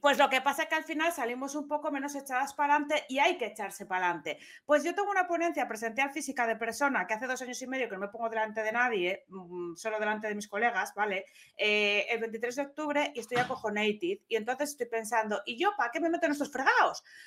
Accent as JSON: {"language": "Spanish", "town": "Gijón", "region": "Asturias", "country": "Spain", "tie": "born or raised there", "said": "se enteró todo mi pueblo. Bueno, no era, eh, Gijón no es un pueblo"}